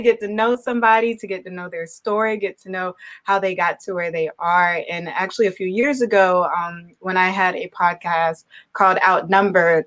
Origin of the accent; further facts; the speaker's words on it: Savannah, Georgia, United States; moved away as an adult; also born or lived in Blacksburg, Virginia / Atlanta, Georgia / Charlotte, North Carolina / Gainesville, Florida; now in Milwaukee, United States; born and raised in Savannah, Georgia